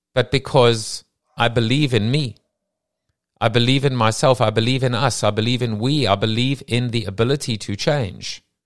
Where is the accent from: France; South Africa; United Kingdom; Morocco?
South Africa; moved away; I come from South Africa where everyone wore a school uniform.